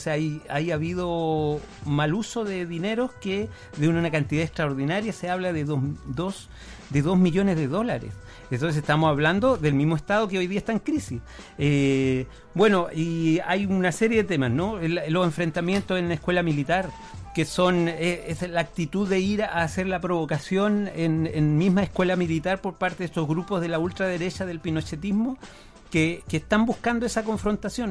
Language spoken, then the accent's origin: Spanish; Punta Arenas, Magallanes and Chilean Antarctica, Chile; yo soy magallánico, yo nací en Punta Arenas